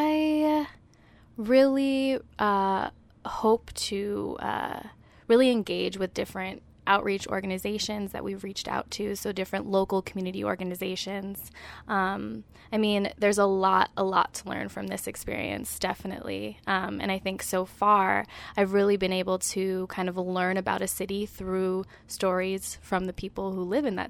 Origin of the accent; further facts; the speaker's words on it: Berkeley, California, United States; moved away as an adult; now in Brooklyn, United States; I'm originally from Berkeley, California, but I've spent the past 5 years living in Brooklyn, New York